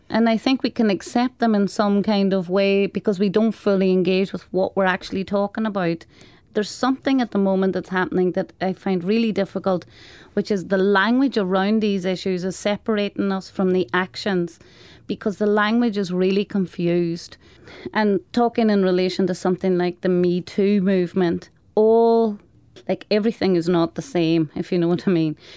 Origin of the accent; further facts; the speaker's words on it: Donegal, Ulster, Ireland; I'm from Donegal, and it's a very rural part of the country.